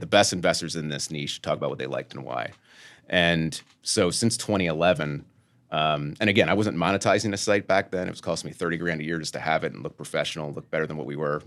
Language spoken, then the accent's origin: English; Lancaster, Pennsylvania, United States; I'm from Lancaster, three hour train ride or bus ride away